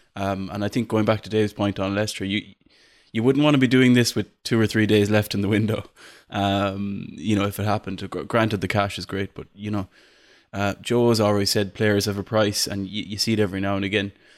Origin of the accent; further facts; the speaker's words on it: Ireland; I'm Irish.